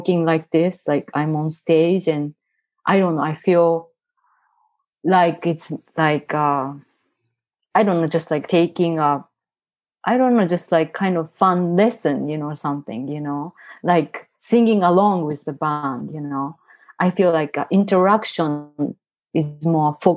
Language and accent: English; Tokyo, Japan; English is a second language; moved away as an adult; now in San Francisco, United States; I grew up in Tokyo.